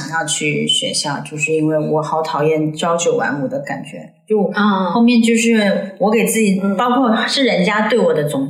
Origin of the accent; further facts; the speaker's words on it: Macau; 我是澳门人嘛，所以还是有原因。